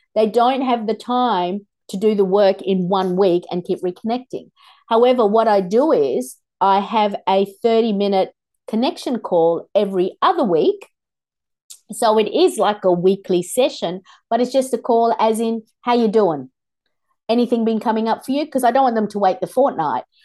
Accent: Australia; also born or lived in Kolkata, India; I was born in Kolkata, India. And in our culture, the grandmother raises the child a lot of the time. And when we came here to Australia, I was six.

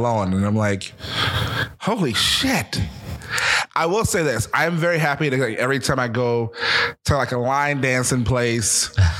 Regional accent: United States; also born or lived in New Jersey / Philadelphia, Pennsylvania; I'm from Jersey and Philadelphia, so I graduated with 775 kids.

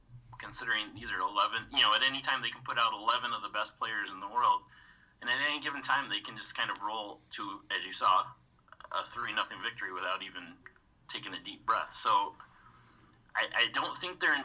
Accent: United States; accent: American; I'm an American, if you couldn't tell by the accent

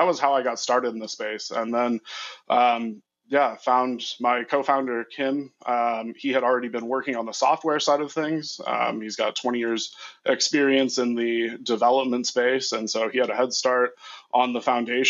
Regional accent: Midwest, United States; I am from the Midwest

